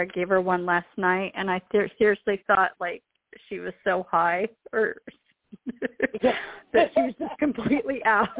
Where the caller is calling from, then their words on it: Philadelphia, Pennsylvania, United States; … from Philadelphia.